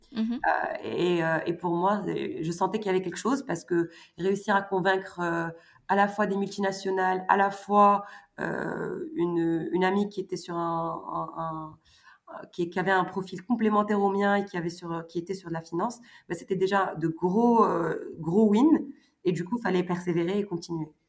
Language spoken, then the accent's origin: French; Morocco; moved away as an adult; also born or lived in France; à 17-18 ans, donc j'ai quitté le Maroc